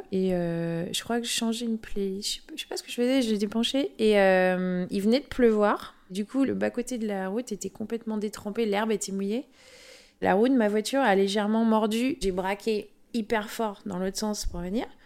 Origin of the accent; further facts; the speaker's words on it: France; accent: French; Et moi, avec mon accent français, les gens pensaient toujours que j'étais une touriste.